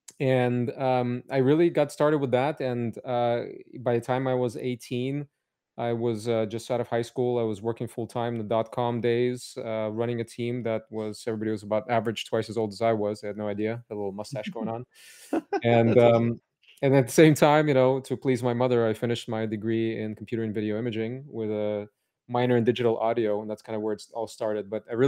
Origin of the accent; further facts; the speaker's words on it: Cupertino, California, United States; also born or lived in Odessa, Ukraine; So I was born in Odessa, Ukraine. It was Soviet Union then, and my family immigrated to Silicon Valley, San Francisco first, and then I grew up in Cupertino. So I've been here since the age of eight in California.